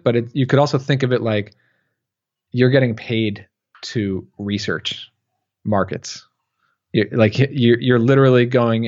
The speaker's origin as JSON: {"language": "English", "area": "Long Island", "region": "New York", "country": "United States", "accent": "Long Island", "said": "I get the New York accent, the Long Island accent there"}